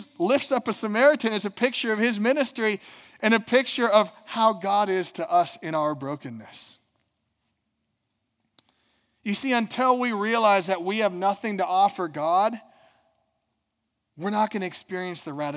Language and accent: English; Minnesota, United States; I'm from Minnesota